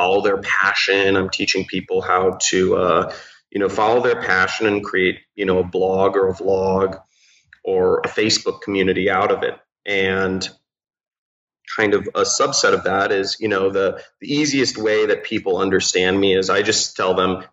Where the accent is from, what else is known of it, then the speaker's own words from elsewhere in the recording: Los Angeles, California, United States; I'm from Los Angeles, from Pacific Palisades, California